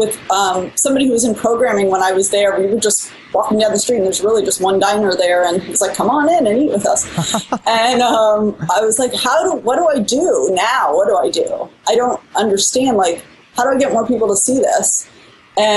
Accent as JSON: {"language": "English", "region": "Midwest", "country": "United States", "said": "we're all from the Midwest and have this consistent language, sort of pacing and little phrasings that are really common in the Midwest"}